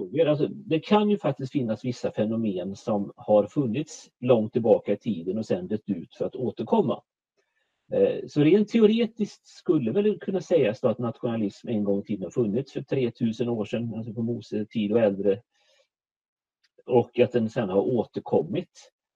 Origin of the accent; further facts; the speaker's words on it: Borås, Västra Götaland, Sweden; moved away as an adult; now in Småland, Sweden; Jag är född och uppvuxen i Borås, närmare bestämt Viared utanför Borås.